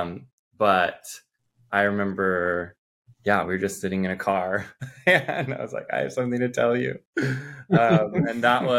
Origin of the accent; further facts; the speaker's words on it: South Dakota, United States; moved away; I'm from South Dakota originally.